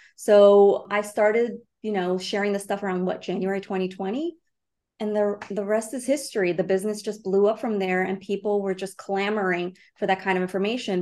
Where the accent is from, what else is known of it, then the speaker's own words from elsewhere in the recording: Brazil; now in New York City, United States; I'm an immigrant. I was born in Brazil